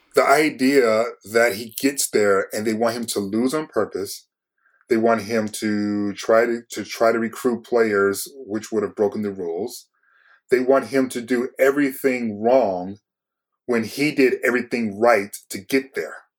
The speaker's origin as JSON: {"language": "English", "town": "Detroit", "region": "Michigan", "country": "United States", "said": "I'm from Detroit"}